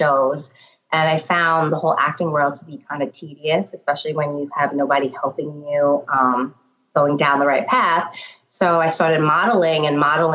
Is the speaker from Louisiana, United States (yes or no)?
no; New York City, New York, United States; born and bred in Staten Island.